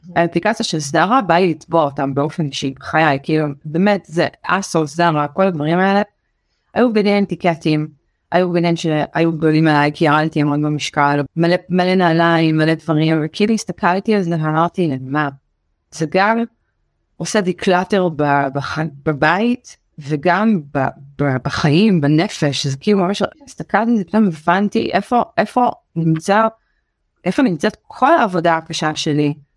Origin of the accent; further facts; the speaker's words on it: Beersheba, Southern District, Israel; also born or lived in New York; אני גדלתי בבאר שבע ואני צ'חלה גאה